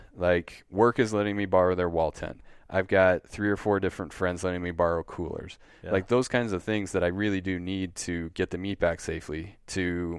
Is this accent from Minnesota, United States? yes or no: no; Wisconsin, United States; I'm from Wisconsin.